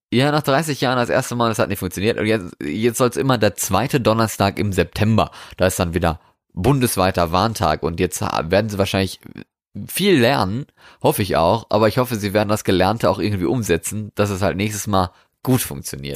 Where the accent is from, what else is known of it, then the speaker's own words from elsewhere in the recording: Germany; hier bei uns in Deutschland